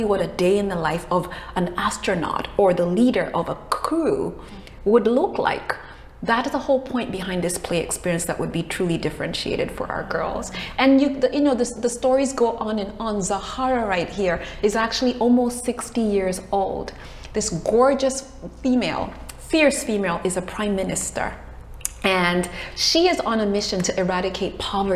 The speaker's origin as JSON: {"language": "English", "country": "Kenya", "tie": "born or raised there", "said": "I'm originally from Kenya. I was born in Kenya"}